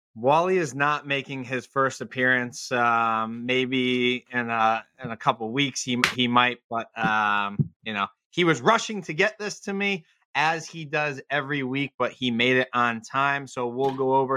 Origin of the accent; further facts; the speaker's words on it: Connecticut, United States; I grew up in Connecticut and I grew up listening to WFAN in the car with my father every single day